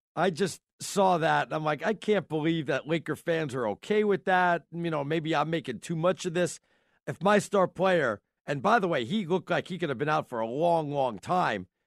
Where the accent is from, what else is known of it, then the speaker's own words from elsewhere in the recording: New York, United States; being a New Yorker